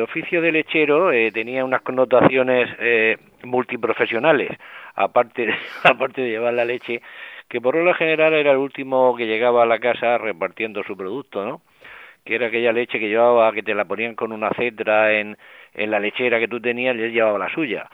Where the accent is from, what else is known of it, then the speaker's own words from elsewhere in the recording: Murcia, Region of Murcia, Spain; yo he conocido de crío por Murcia